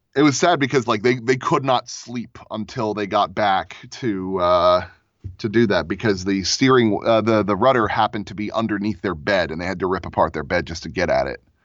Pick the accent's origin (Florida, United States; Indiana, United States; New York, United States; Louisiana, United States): Florida, United States; now in Lakewood, United States; I grew up in Florida, um, on a sailboat. I lived there for about twelve years